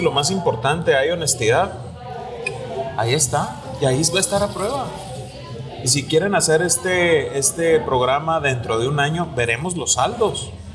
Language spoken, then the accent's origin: Spanish; Mexico; como tantos mexicanos